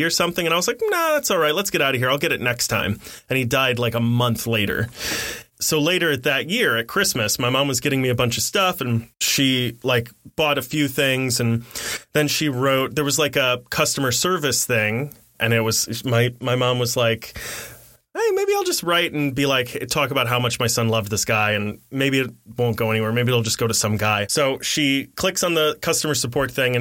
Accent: Midwest, United States; I was raised in the Midwest

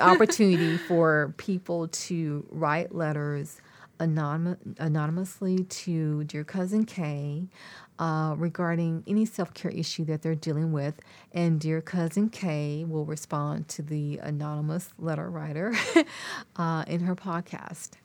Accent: near Austin, Texas, United States; it started in my hometown. We would go to one in Columbus, which is not far from Austin

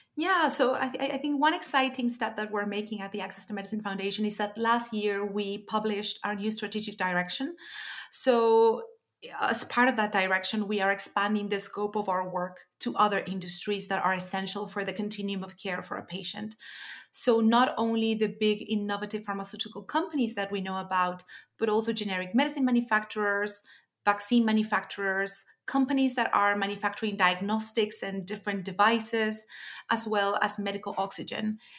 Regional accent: Chile; moved away; my home country, Chile

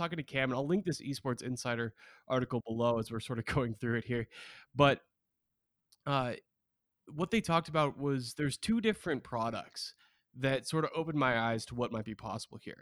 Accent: Beaverton, Oregon, United States; my hometown. Shout out to Beaverton, Oregon

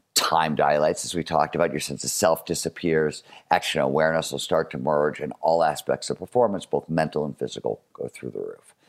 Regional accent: Cleveland, Ohio, United States; I grew up in Cleveland, Ohio in the nineteen seventies.

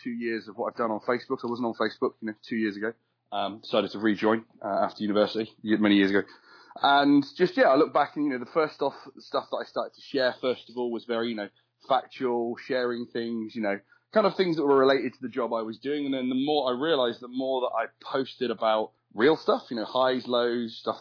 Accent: United Kingdom; I am British

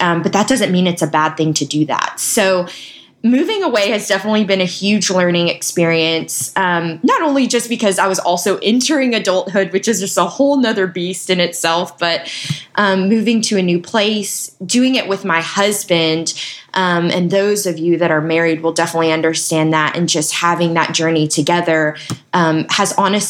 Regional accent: Nashville, Tennessee, United States; my dad finally retired, settled down, and I grew up right outside Nashville in Tennessee. Went to school at Belmont University in Nashville and studied nursing.

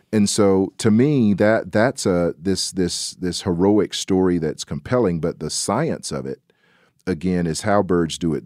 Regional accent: the South, United States; I'm a Southerner

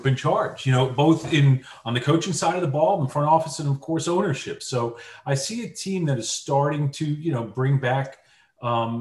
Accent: Washingtonville, New York, United States; I'm from Washingtonville, New York. We're both in Section 9.

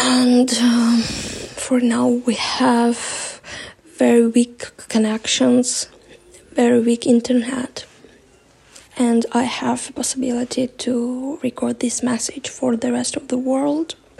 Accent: Melitopol, Zaporizhzhia Oblast, Ukraine; I'm from Melitopol, but I'm in shelter right now. My city is totally occupied

